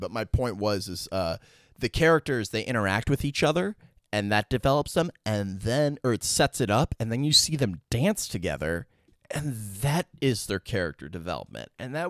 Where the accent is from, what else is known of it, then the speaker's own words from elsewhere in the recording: New York, United States; born there; Look, I was born in New York. I know a rat when I fucking see